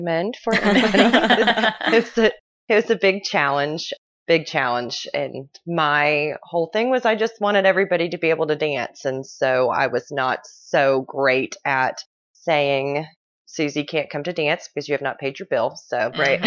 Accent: Irmo, South Carolina, United States; also born or lived in Southeast Georgia; now in Beaufort, United States; I grew up in Irmo, South Carolina, and then I moved to Southeast Georgia and then moved up to Beaufort, South Carolina.

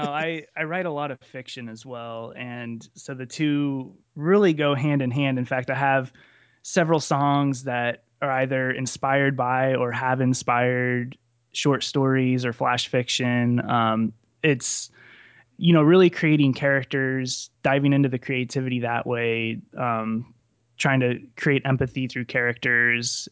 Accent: central Nebraska, United States; I'm from central Nebraska, um, right, right off I eighty in the center of the state, small town

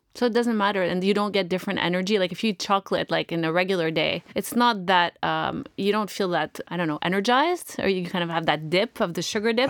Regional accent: Canada; I'm from Canada.

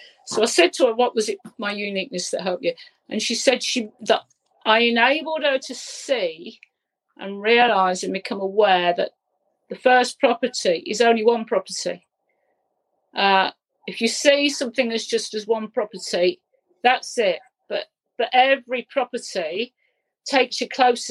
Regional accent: Leicester, East Midlands, United Kingdom; We come from Leicester

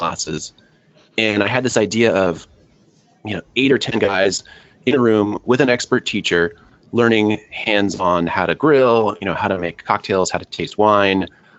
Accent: California, United States; I'm from California. Lived in California all my life

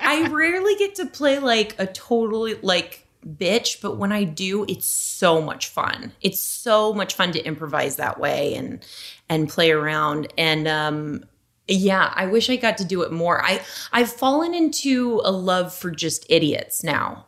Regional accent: Las Vegas, Nevada, United States; moved away; I'm from Las Vegas

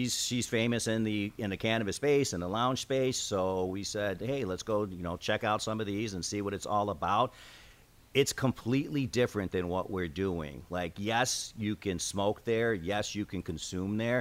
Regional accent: Chicago, Illinois, United States; I am born and raised in Chicago, and I still live there now

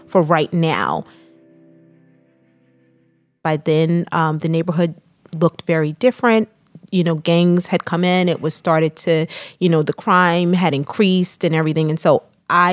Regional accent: Neptune, New Jersey, United States; we lived in a small town, Neptune, New Jersey

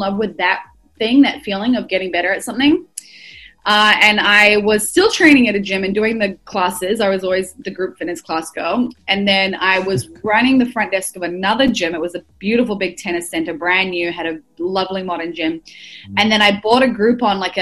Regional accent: Auckland, New Zealand; moved away as an adult; also born or lived in United States; now in Melbourne, Australia; I've been in Australia for coming up 7 years, but I grew up in New Zealand.

